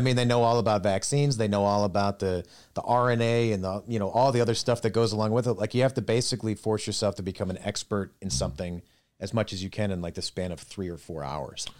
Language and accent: English; Minnesota, United States; moved away as an adult; now in Dayton, United States; we're originally from Minnesota.